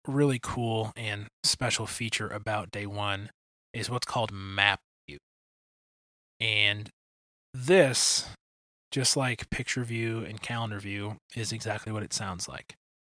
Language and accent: English; Detroit, Michigan, United States; moved away as an adult; also born or lived in Indiana / Illinois; now in Kansas City, United States; I grew up in Detroit.